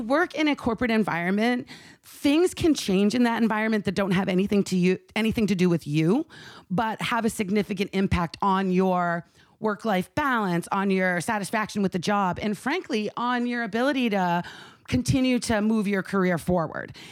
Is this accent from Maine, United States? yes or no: yes; Maine, United States; my home state